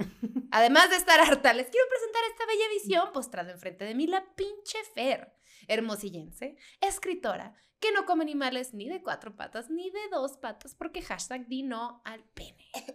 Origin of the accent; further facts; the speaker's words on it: Mexicali, Baja California, Mexico; moved away; este es el tono que alguien de Mexicali maneja